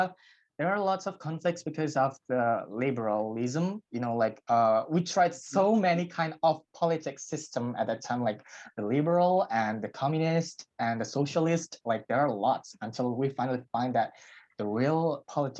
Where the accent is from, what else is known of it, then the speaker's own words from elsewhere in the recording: Indonesia; also born or lived in Jakarta; I'm from Indonesia, and I live in Jakarta, which is actually the capital of Indonesia, and I'm 17 years old.